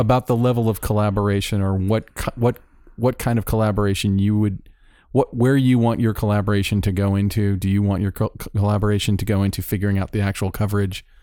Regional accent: Florida, United States; moved away; I'm from Florida

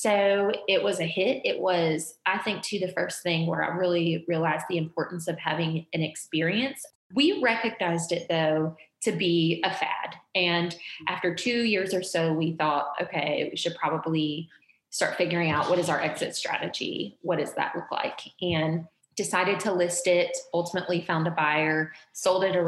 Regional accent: Georgia, United States; now in Louisville, United States; we're from Georgia

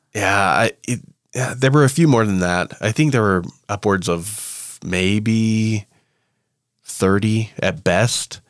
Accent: United States; I'm an American

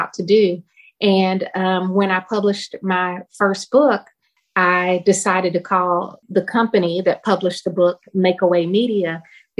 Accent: Louisville, Kentucky, United States; my hometown, Louisville, Kentucky

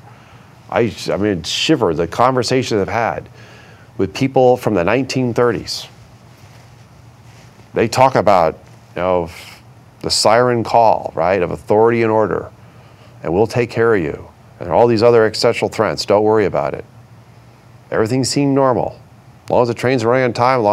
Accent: Vermont, United States; Growing up in Vermont

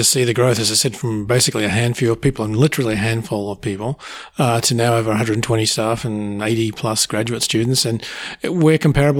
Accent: Australia; moved away as an adult; also born or lived in North America / South America / Europe; I'm an Australian by birth, but like most astronomers, spent most of my life around the world doing research in America and North America and South America and Europe.

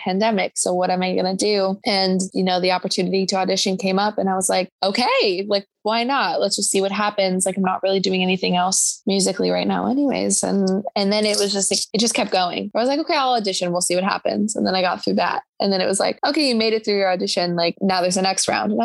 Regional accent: Chicago, Illinois, United States; I'm from Chicago.

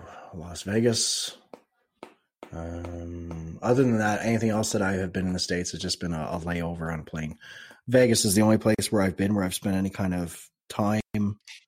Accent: Canada; I'm a Canadian trader.

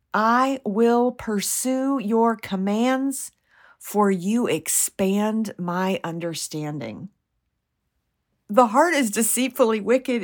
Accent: United States; I'm not Jewish and I'm an American.

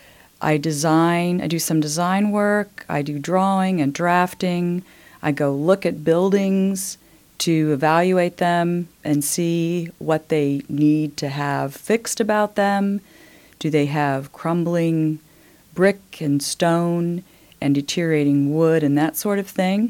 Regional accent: United States; moved away as an adult; also born or lived in Indiana / Maryland / Pennsylvania / New York; now in Bloomington, United States; I was born in Indiana. Mm-hmm. I am a Hoosier by birth. However, I grew up in the East, Maryland, Pennsylvania, came back to Indiana for college.

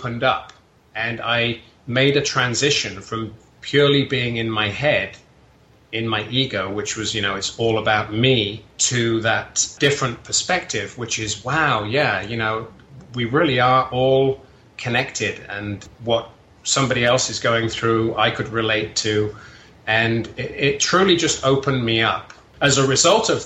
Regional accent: England, United Kingdom; moved away as an adult; now in California, United States; I'm originally from England. I moved over to California about 20 years ago.

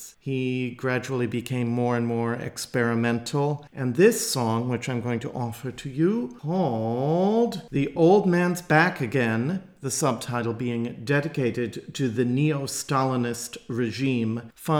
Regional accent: Wisconsin, United States; former governor of my home state.

